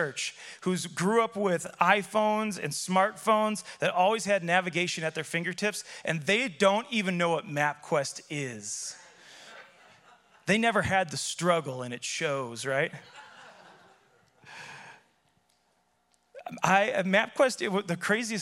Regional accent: Chicago, Illinois, United States; I grew up in Chicago

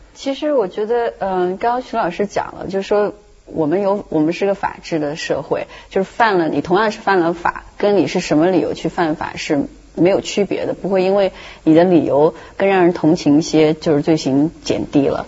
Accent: China; 我们中国人

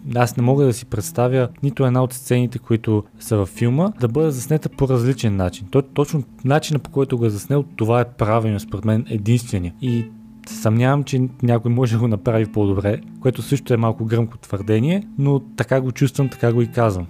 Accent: Bulgaria; като българин

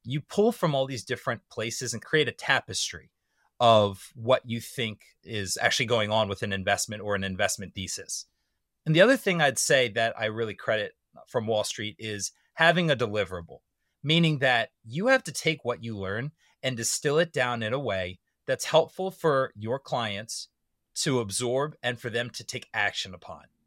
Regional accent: suburban Maryland, United States; moved away as an adult; I had to live in my hometown in suburban Maryland

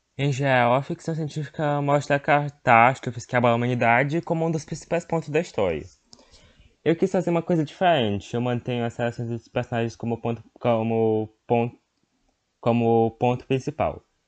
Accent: Northeast Region, Brazil; a minha terra, onde eu vivi

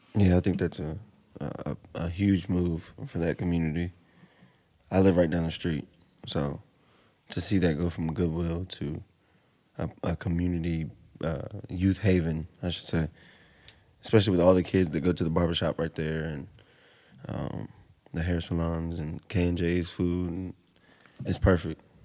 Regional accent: Roanoke County, Virginia, United States; I was raised on Thurlow Road and then we moved to the city

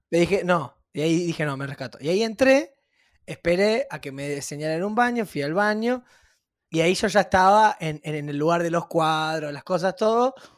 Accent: Rosario, Santa Fe, Argentina; moved away as an adult; now in Buenos Aires, Argentina

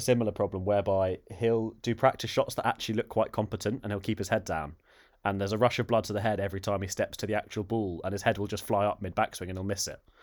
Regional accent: United Kingdom; as Brits

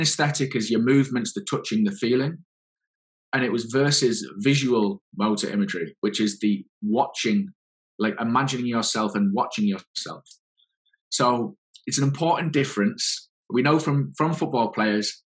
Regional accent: England, United Kingdom; the PhD was right in my hometown.

